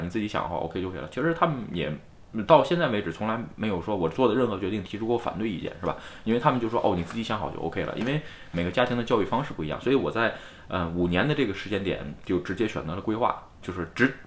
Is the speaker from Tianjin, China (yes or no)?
yes; Tianjin, China; moved away as an adult; now in Tokyo, Japan; 它都不是天津，都不是我的家乡